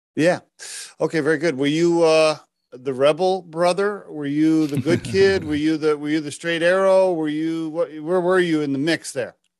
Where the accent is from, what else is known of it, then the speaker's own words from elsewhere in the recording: Oklahoma, United States; I grew up in Oklahoma